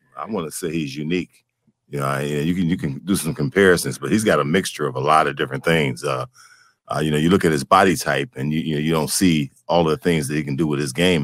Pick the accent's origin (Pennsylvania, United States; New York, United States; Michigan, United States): Michigan, United States; Detroit; as a kid growing up, you know, on the east side of Detroit